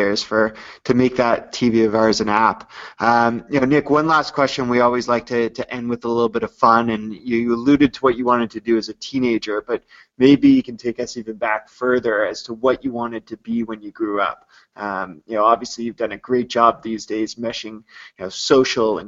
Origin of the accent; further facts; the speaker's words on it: Canada; I'm a Canadian up here